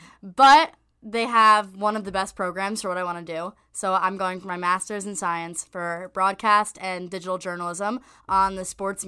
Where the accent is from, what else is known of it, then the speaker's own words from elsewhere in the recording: New Jersey, United States; I'm from North Jersey.